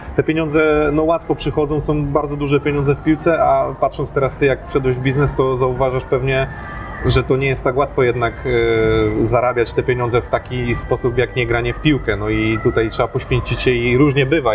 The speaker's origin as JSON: {"language": "Polish", "area": "near Pabianice", "region": "Łódź Voivodeship", "country": "Poland", "said": "ja też pochodzę tutaj z niedaleka"}